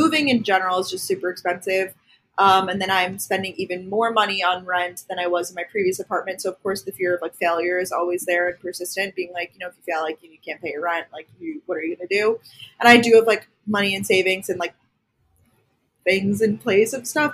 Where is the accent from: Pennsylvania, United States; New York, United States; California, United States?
New York, United States; Long Island; moved away as an adult; also born or lived in Athens, Georgia / Boston; I'm originally from Long Island, New York